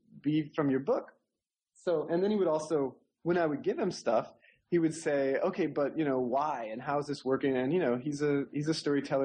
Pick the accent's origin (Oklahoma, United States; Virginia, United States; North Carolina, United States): Oklahoma, United States; grew up in Oklahoma, and I was, you know, I'm a little bit Cherokee, like everybody in Oklahoma, and I grew up in the Cherokee Nation